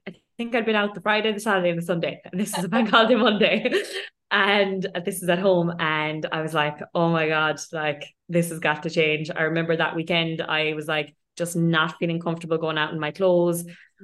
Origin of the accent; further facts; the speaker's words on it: Ireland; moved away as an adult; also born or lived in London; now in Dubai, United Arab Emirates; I'm Irish by background. I lived most of my life in Ireland.